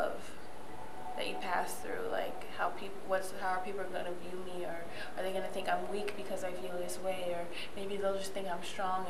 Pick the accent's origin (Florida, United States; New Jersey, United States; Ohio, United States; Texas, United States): Ohio, United States; moved away as an adult; also born or lived in New York; now in New York City, United States; I'm 23 years old and I'm from Ohio